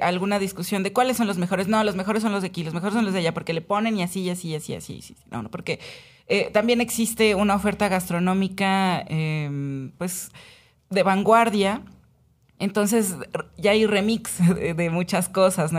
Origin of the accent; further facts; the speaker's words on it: Puebla, Mexico; Yo soy muy poblana, no soy engreída, pero sí soy de, de la ciudad